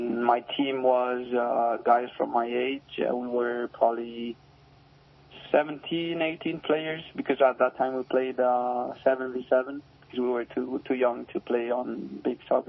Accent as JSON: {"language": "English", "town": "Barcelona", "region": "Catalonia", "country": "Spain", "tie": "born or raised there", "also_born_or_lived": "Burlington, Vermont", "moved": "as an adult", "lives_now": "United States", "said": "I was born in Barcelona, Spain, and I've been living there my whole life, but I came to the U.S. like 2 or 3 years ago"}